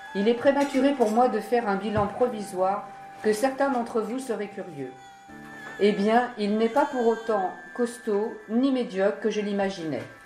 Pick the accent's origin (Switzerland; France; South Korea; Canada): South Korea; moved away; descendre dans mon pays natal pour faire part de ma retraite à mes parents